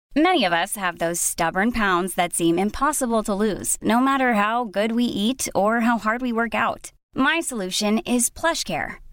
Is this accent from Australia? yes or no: no; Zurich, Switzerland; Zurich in the German speaking part and mm-hmm. Andrea's hometown, also my hometown